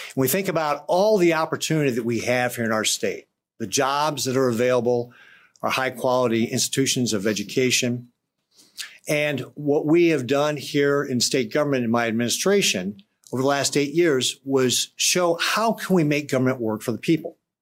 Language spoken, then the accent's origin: English; Pennsylvania, United States; I'm from Pennsylvania